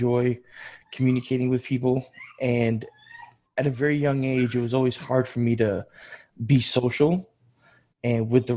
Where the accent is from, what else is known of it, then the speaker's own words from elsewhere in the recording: Georgia; also born or lived in New York, United States; now in Tennessee, United States; I come from the Republic of Georgia over in on the Asian continent.